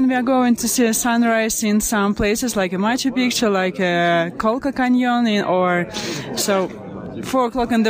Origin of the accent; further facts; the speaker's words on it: Moscow, Russia; English is a second language; I'm …. We are from Moscow. We are traveling all over the world.